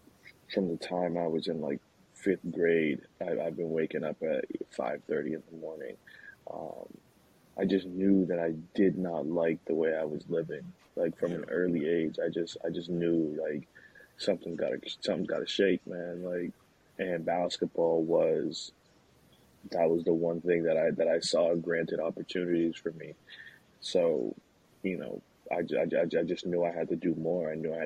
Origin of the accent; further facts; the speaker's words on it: Nashville, Tennessee, United States; also born or lived in Queens, New York; Obviously, I was born in New York, born in Queens, New York, and my family moved to Nashville real early